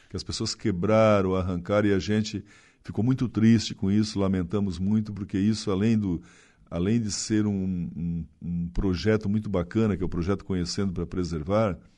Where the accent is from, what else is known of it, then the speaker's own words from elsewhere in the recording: Maruí, Brazil; accent: gaúcho; also born or lived in Gramado; now in Araranguá, Brazil; eu sou marisqueiro lá de Maruí, mas eu morei muitos anos eh, no Rio Grande do Sul, na tua terra, em Gramado.